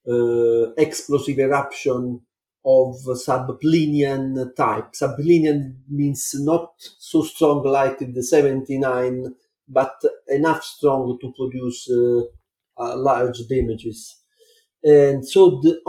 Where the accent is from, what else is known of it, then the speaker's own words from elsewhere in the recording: Naples, Campania, Italy; I was born in Naples and I lived in a small town on the Vesuvius slope